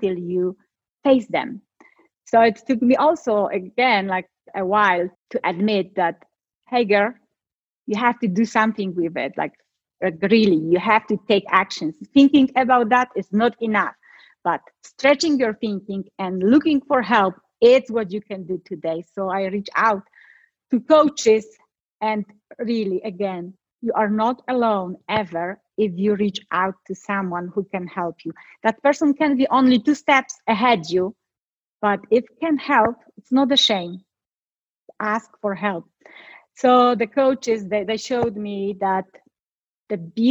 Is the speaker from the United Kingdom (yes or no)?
no; Poland; moved away; I'm from Poland